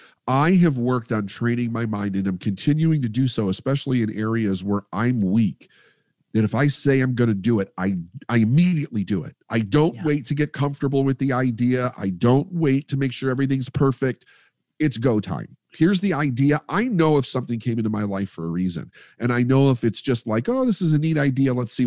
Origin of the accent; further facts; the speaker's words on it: Midwest, United States; And we come from the Midwest, which is the capital of the quarter chair, the armchair quarterback.